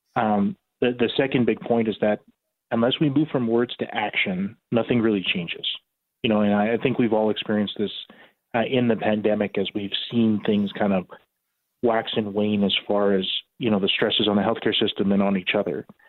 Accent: Regina, Saskatchewan, Canada; moved away as an adult; now in Grande Prairie, Canada; I was born in Regina, so did my medical school and my residency in anesthesia at the University of Saskatchewan

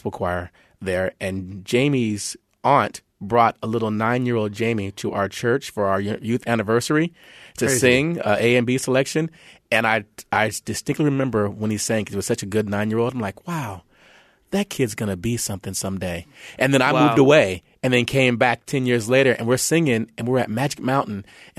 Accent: California, United States; also born or lived in New Jersey; I grew up mostly in California and New Jersey.

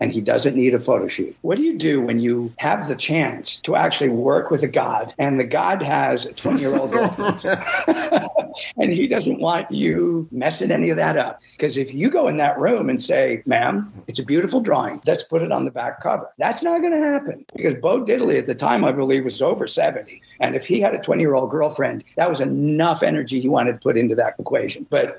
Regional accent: Midwest, United States; I was from the Midwest.

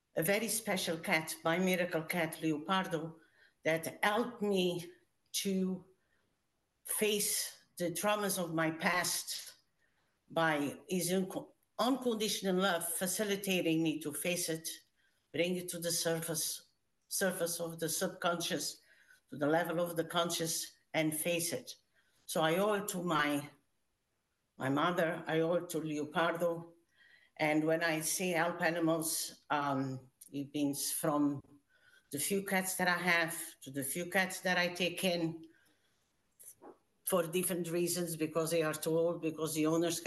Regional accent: Portugal; moved away as an adult; now in Canada; I immigrated from Portugal when I was 19, so a long time ago

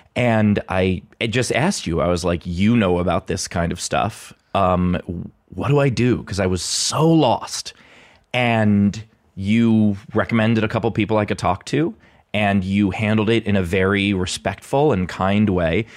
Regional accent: New York City, New York, United States; moved away as an adult; also born or lived in Los Angeles; now in Pittsburgh, United States; born and raised in, uh, in Queens

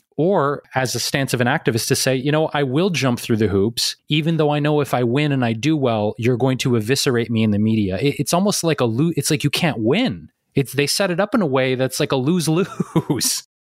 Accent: Detroit, Michigan, United States; that's my hometown. So, I mean, I grew up watching the Pistons. I was a huge Detroit Pistons fan

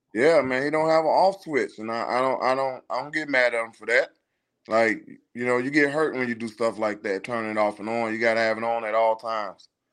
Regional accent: Chicago, Illinois, United States; moved away as an adult; now in Houston, United States; we're from Chicago, born and raised

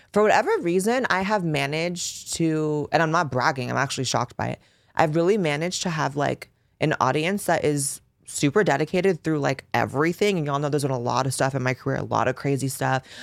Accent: Bay Area, Northern California, United States; I grew up in California, baby. I grew up in Northern California. I grew up running through the Bay Area.

